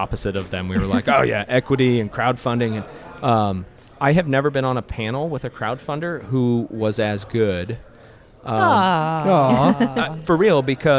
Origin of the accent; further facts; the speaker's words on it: Omaha, Nebraska, United States; I'm from Omaha, Nebraska